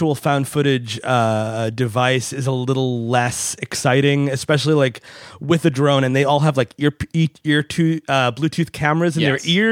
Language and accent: English; New York, United States; I'm from New York